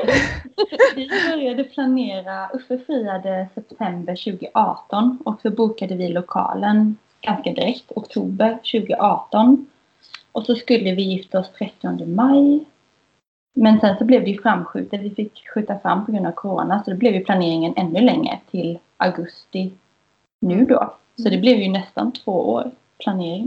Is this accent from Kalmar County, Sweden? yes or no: yes; Kalmar, Kalmar County, Sweden; now in Gothenburg, Sweden; Jag är från eh, Kalmar